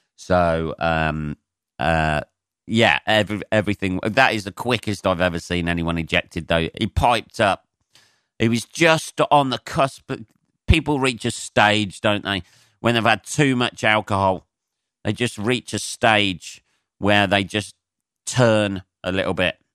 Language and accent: English; Northampton, East Midlands, United Kingdom; growing up in Northampton